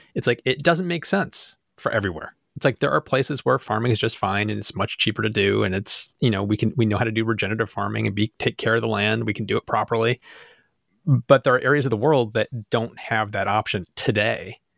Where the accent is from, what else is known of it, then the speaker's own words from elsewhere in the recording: Rochester, New York, United States; we're from Rochester, so it's the land of Wegmans